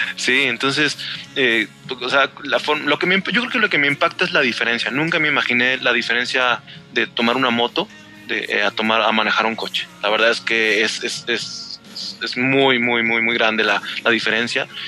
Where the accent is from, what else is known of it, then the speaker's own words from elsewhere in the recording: State of Mexico, Mexico; now in Aguascalientes, Mexico; Yo también soy del Estado de México